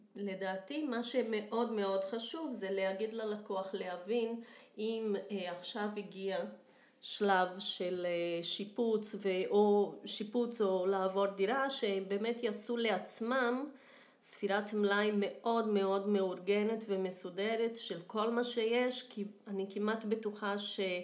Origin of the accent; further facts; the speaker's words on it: Brazil; accent: Brazilian; Hebrew is a second language; now in Israel; נולדתי בברזיל, שזה גם מסביר את המבטא.